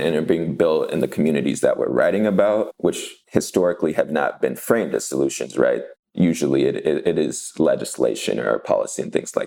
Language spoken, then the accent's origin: English; Los Angeles, California, United States; I grew up in Wilmington in the Harbor City area of Los Angeles